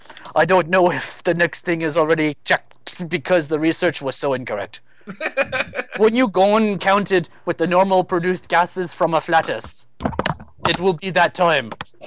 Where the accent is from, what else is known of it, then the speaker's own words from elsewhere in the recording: Belgium; English is a second language; Hello. Hello, I'm from Belgium, and I watched Mythbusters now for like 6 months.